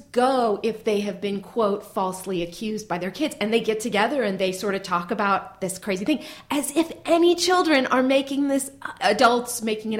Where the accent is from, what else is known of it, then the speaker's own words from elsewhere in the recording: Marin County, California, United States; I grew up in Marin County.